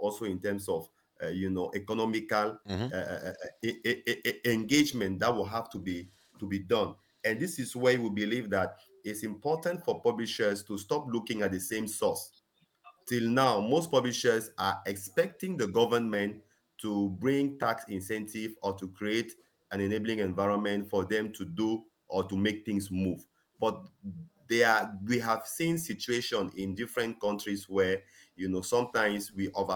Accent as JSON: {"language": "English", "country": "Cameroon", "moved": "yes", "lives_now": "Ghana", "said": "I'm from Cameroon and I live in Ghana"}